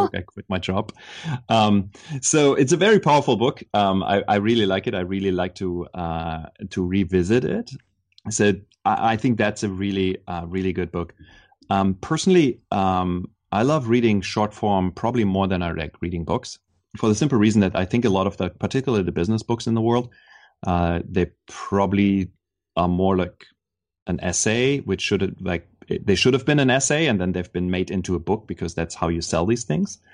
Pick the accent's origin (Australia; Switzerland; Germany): Germany; moved away as an adult; now in Silicon Valley, United States; growing up in Germany, I always felt a little bit like an outsider there.